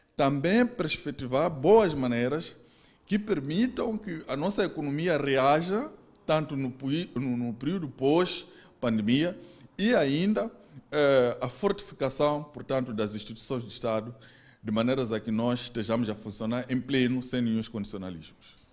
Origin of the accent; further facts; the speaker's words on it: Mozambique; nossas como moçambicanos